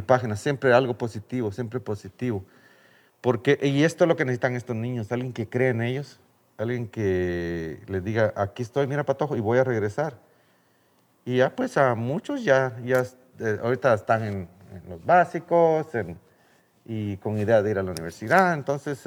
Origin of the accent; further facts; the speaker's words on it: Guatemala; moved away as an adult; Yo me vine de Guatemala porque no había la oportunidad